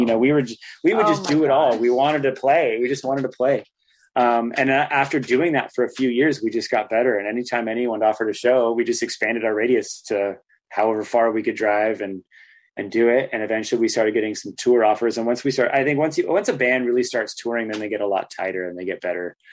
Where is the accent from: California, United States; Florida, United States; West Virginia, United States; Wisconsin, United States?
California, United States; Santa Cruz; growing up in Santa Cruz